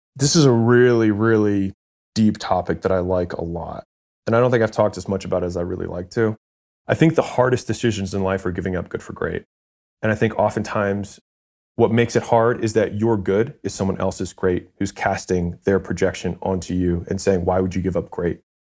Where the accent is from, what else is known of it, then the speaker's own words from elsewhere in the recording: Baltimore, Maryland, United States; moved away as an adult; also born or lived in California; I was in California, I'm from Baltimore